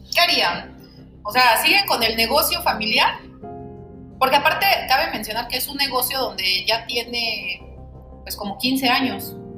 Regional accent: State of Mexico, Mexico; moved away as an adult; now in Oaxaca, Mexico; soy del Estado de México y actualmente vivo en el Estado de Oaxaca.

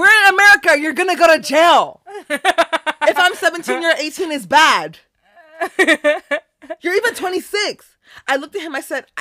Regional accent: Houston, Texas, United States; We're from Houston

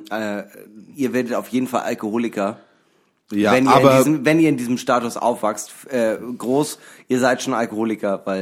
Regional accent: Germany; first language French; German is a second language; Nee, meine Muttersprache ist Französisch, aber ich bin Deutscher.

